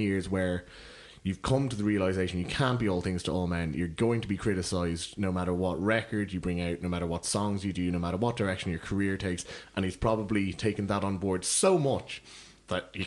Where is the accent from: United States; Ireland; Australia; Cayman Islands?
Ireland; Cork, Munster; I'm from Cork